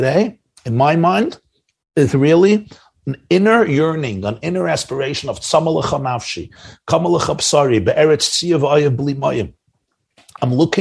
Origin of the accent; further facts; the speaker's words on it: New York, United States; We're New Yorkers. I'm a New Yorker.